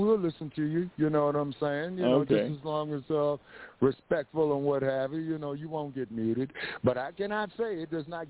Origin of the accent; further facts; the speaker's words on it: Los Angeles, California, United States; And I grew up in Los Angeles